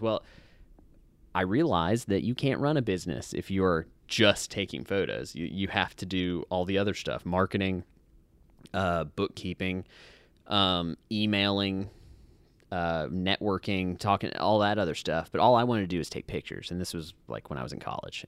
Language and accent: English; Hawaii, United States; moved away; I grew up in Hawaii.